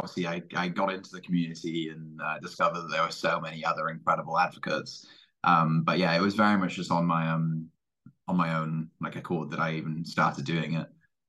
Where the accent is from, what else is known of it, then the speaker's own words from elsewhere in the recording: Cardiff, Wales, United Kingdom; I am from Cardiff, Wales, despite not really having a Welsh accent.